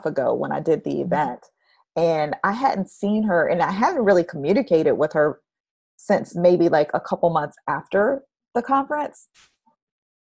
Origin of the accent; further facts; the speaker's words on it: Orlando, Florida, United States; moved away; also born or lived in Houston; I grew up in Orlando